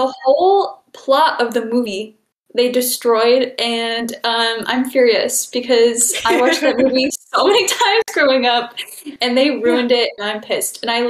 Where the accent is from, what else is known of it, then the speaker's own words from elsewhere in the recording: Midwest, United States; And I think part of it, too, growing up in the Midwest and by a bunch of farms, you can't help but have just the slightest bit of soft side for country core vibes, you know?